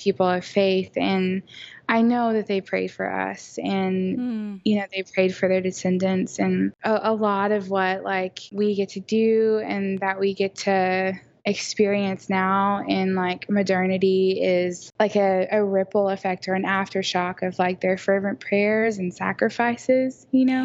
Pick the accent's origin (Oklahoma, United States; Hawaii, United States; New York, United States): Oklahoma, United States; Oklahoma City; am from Oklahoma City. Uh, born and raised. I've never lived anywhere else